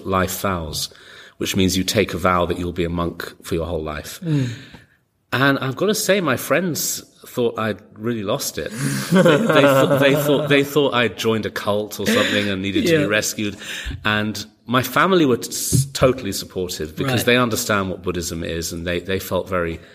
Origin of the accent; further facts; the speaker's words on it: London, United Kingdom; moved away; also born or lived in New York; I grew up in London and then I moved to New York